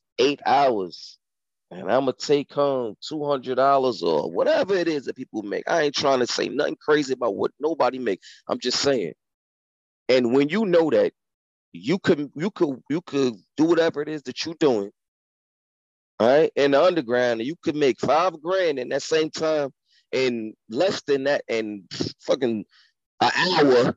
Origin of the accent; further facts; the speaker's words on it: United States; I'm from America